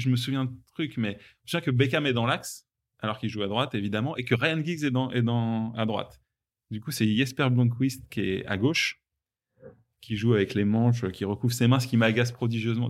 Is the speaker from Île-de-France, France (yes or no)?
yes; Rungis, Île-de-France, France; j'ai grandi à Rungis, en, banlieue euh, parisienne